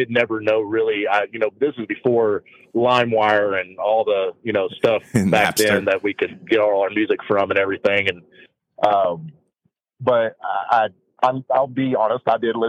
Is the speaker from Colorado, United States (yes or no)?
no; East Texas, United States; I'm from East Texas.